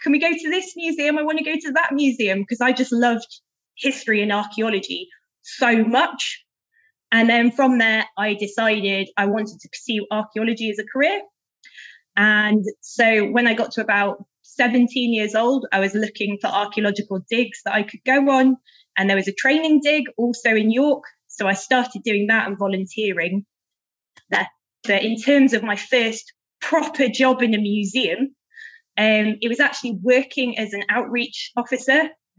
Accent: Leeds, Yorkshire and the Humber, United Kingdom; Well, I grew up actually relatively close to Kipling Hall in a big city called Leeds, which is in West Yorkshire.

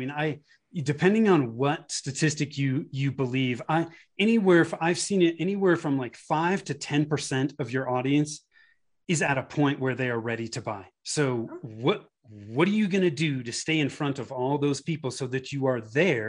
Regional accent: California, United States; moved away as an adult; now in Denver, United States; I grew up in Northern California in the Bay Area. My wife and I moved to the Denver area in 2008, been here ever since.

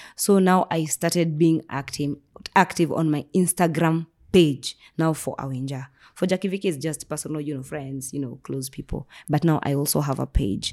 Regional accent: Nairobi, Kenya; I was raised in Nairobi

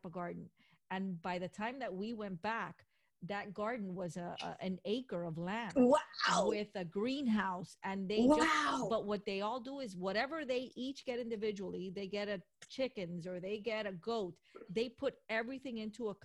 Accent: Miami, Florida, United States; I'm from Miami

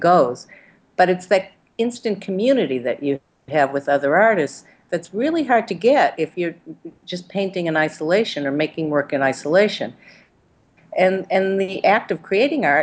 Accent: United States; also born or lived in Boston; now in New York City, United States; identify with being American

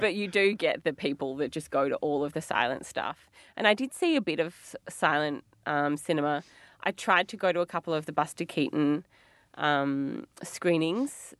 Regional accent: Melbourne, Victoria, Australia; we're from Melbourne.

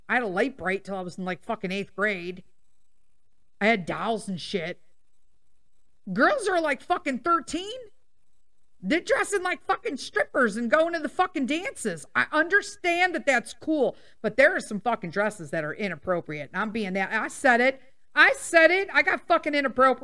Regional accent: Chicago, Illinois, United States; I was born and raised in Chicago.

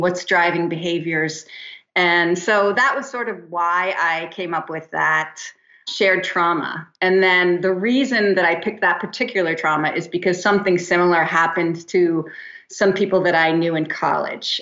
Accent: New Jersey, United States; also born or lived in East Hampton, New York; now in Santa Monica, United States

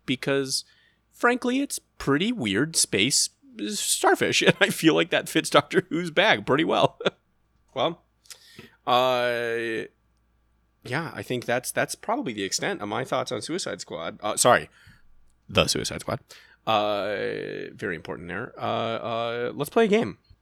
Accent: United States; as an American

